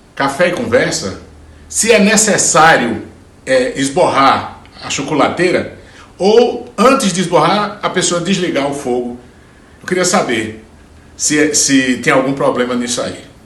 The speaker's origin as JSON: {"language": "Portuguese", "town": "Juazeiro do Norte", "region": "Ceará", "country": "Brazil", "tie": "born or raised there", "moved": "yes", "said": "Então eu, eu cresci vendo isso lá na, na, no sertão, sou de Juazeiro do Norte, no, no Ceará."}